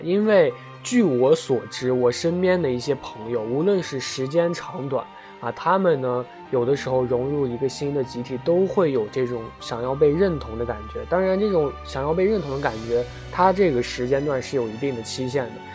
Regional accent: China; 我们中国人拥有的一些东西

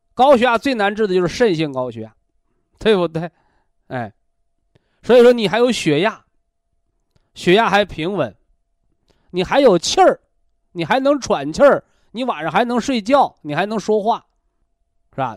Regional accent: China

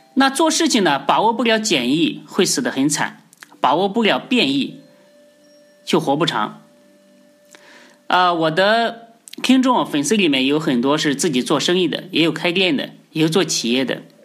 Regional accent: China; 我们中国人

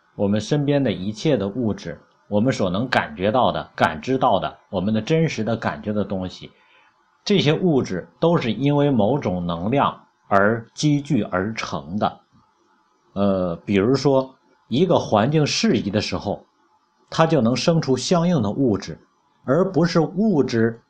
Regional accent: China; 我们中国人有中国人的语言

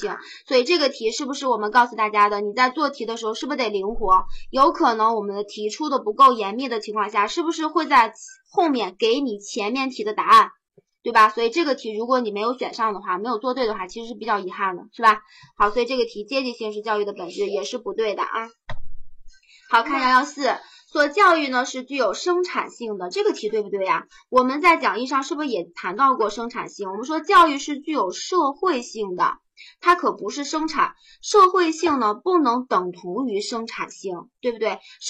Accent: China; 对于我们中国人来讲的话，我们现在的孔子、老子的那些观念，对我们治国也好，

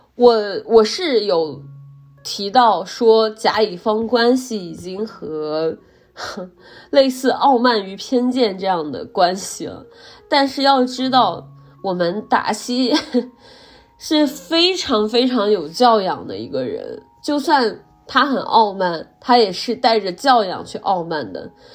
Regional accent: Henan, China; 大家都知道我来自河南

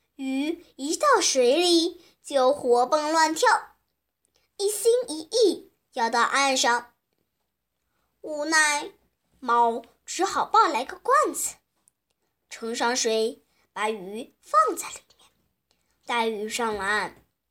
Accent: Shanxi, China; 我是来自山西的

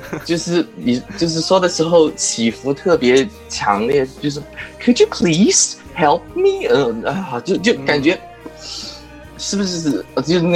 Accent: Chongqing, China; 我是重庆人啊，我资料上写了的。

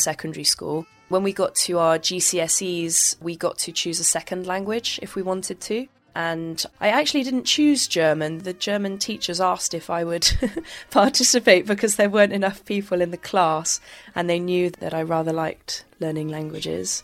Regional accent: Bristol, South West England, United Kingdom; moved away as an adult; also born or lived in Worcester / France; now in Beijing, China; I was born basically in the southwest, uh, quite close to the Midlands, in a place called Worcester. I, I moved to the Bristol area when I was fairly young as well

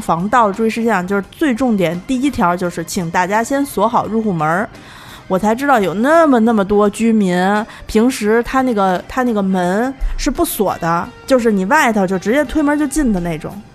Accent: Datong, Shanxi, China; now in Beijing, China; 我老家是坐二楼，二楼大同

